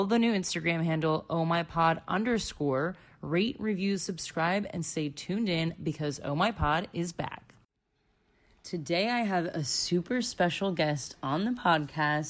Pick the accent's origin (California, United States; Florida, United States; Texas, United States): Florida, United States; moved away as an adult; also born or lived in Chicago; going back to my home state where I literally grew up and went to high school and college